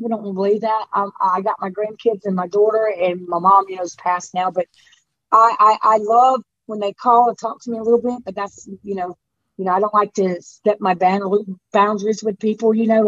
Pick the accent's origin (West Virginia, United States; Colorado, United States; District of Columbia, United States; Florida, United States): Florida, United States; Orlando; moved away as an adult; also born or lived in Uvalda, Georgia; now in Hazelhurst, United States; I'm from Orlando, Florida